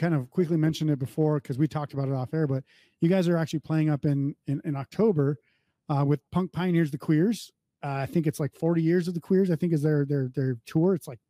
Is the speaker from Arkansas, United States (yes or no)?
no; North Dakota, United States; I grew up in North Dakota and I was the only punk band at the time.